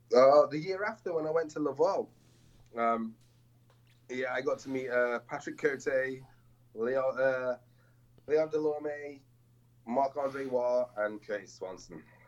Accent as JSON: {"language": "English", "region": "England", "country": "United Kingdom", "said": "I'm from England"}